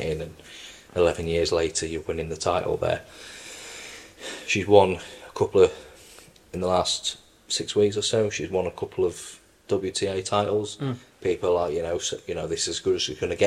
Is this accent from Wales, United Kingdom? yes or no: yes; Welsh, Wales, United Kingdom; as a Welshman